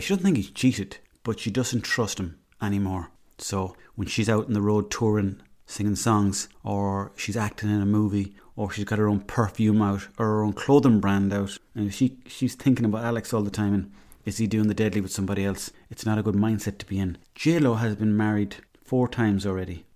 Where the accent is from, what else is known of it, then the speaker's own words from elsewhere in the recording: Swinford, Connacht, Ireland; I'm from there